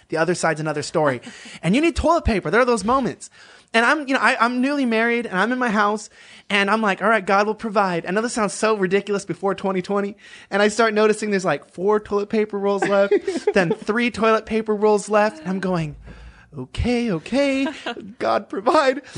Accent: Los Angeles, California, United States; moved away as an adult; now in Texas, United States; me as someone from Los Angeles

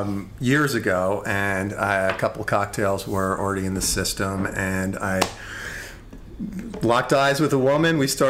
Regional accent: Long Island, New York, United States; moved away as an adult; also born or lived in Virginia / San Francisco / Sausalito; now in Los Angeles, United States; Grew up on Long Island, college in Virginia, 20 years in Purgatory, aka San Francisco, mm-hmm. and Sausalito. And then I was back in New York for 4 years, and I just moved out to LA at the beginning of the year

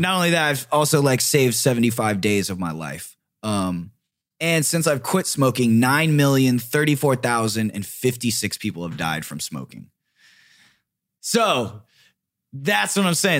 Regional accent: Riverside, California, United States; now in Los Angeles, United States; I grew up in Riverside, and it was Orange Groves

